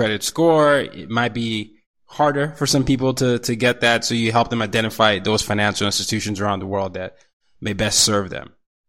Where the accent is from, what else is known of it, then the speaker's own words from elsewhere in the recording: Nigeria; also born or lived in Asia; I'm a Nigerian. You know, I grew up partly in Asia as well as in Africa.